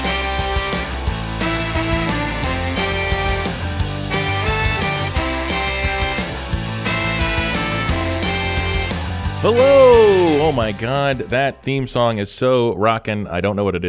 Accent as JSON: {"language": "English", "region": "New Jersey", "country": "United States", "tie": "born or raised there", "moved": "yes", "said": "I am from New Jersey"}